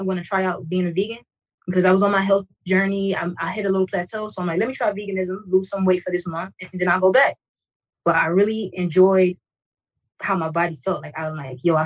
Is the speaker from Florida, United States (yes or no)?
yes; Miami, Florida, United States; I'm born and raised in Miami, Florida. All right, 305, baby.